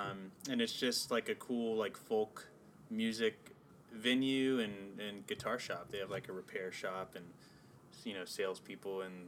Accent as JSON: {"language": "English", "town": "San Antonio", "region": "Texas", "country": "United States", "tie": "born or raised there", "also_born_or_lived": "Houston, Texas", "moved": "as an adult", "lives_now": "Los Angeles, United States", "said": "I was born in Houston, but I consider San Antonio my hometown."}